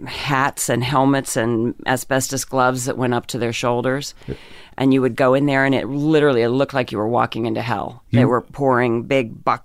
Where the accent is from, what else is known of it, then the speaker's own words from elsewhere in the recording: Pennsylvania, United States; In Pennsylvania.